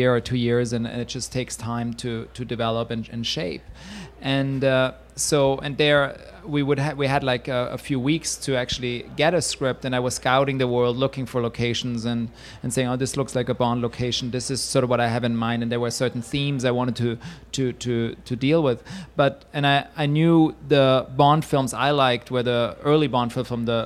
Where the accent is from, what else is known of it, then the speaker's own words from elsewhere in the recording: Switzerland; English is a second language; moved away as an adult; now in New York, United States; I'm from Switzerland and I come from a culture which is emotionally repressed